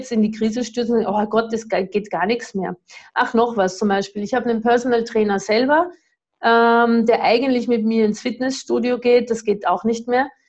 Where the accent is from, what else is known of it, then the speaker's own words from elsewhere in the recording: Austria; ich weiß nicht, was ist das für ein Bundesland, ich bin ja Österreicherin.